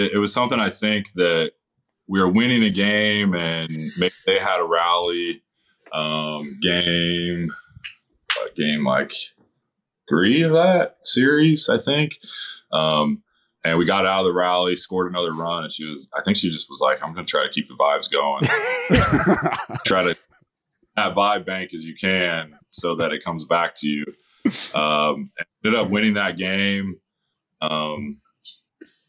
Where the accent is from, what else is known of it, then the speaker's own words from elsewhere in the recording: Northern California, United States; growing up in Northern California